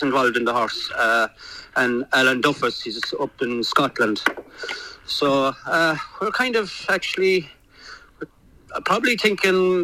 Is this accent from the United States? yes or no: no; Ireland; moved away as an adult; now in United Kingdom; Davey grew up with me in Ireland, and I came from Ireland there over 12 months ago